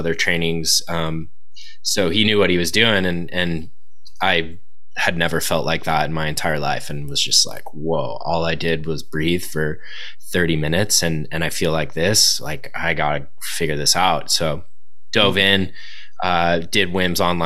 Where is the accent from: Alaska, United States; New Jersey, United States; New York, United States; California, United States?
California, United States; Southern; being a surfer growing up in Southern California